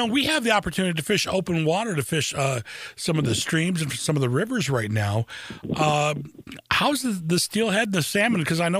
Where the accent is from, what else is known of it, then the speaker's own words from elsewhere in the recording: Lansing, Michigan, United States; especially in my hometown of Lansing. I've spent so much, over half my life, oddly enough, on the radio here in Lansing.